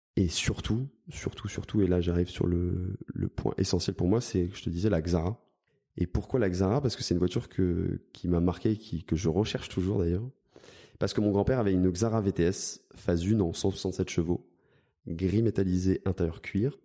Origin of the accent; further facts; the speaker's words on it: Spéracèdes, Provence-Alpes-Côte d'Azur, France; j'ai grandi dans le sud de la France, j'ai grandi euh, dans l'ARPI Grassois